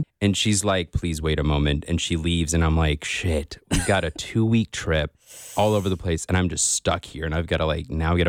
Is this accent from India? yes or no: yes; India; I'm from India.